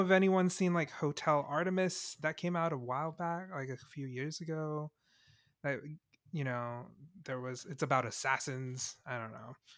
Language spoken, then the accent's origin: English; Singapore; I was born in Singapore